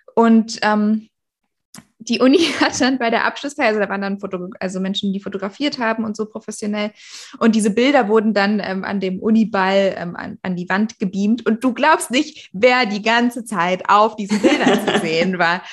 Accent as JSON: {"language": "German", "region": "Berlin", "country": "Germany", "said": "bei uns in Berlin äh, war das ja zum Glück nach sechs Jahren Grundschule"}